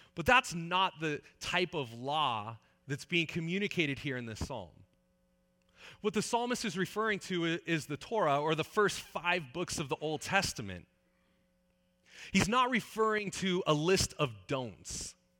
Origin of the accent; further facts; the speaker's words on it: Northern California, United States; also born or lived in Saskatchewan; I grew up in Northern California.